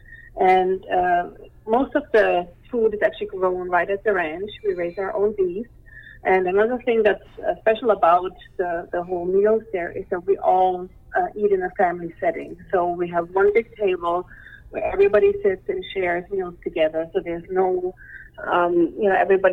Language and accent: English; Germany; moved away as an adult; now in Canada; I'm from Germany.